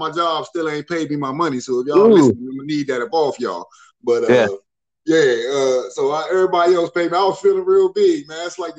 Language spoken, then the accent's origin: English; Philadelphia, Pennsylvania, United States; moved away; it's my birth state. I was born in Philly.